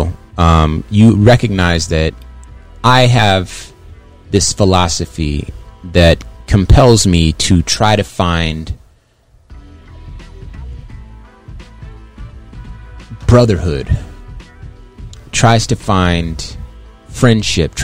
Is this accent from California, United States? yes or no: yes; Compton, California, United States; I grew up in California, lived my life